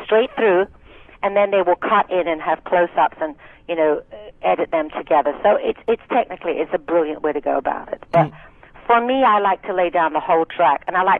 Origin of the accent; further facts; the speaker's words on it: Scotland, United Kingdom; accent: thick Scottish; I spoke with a thick Scottish accent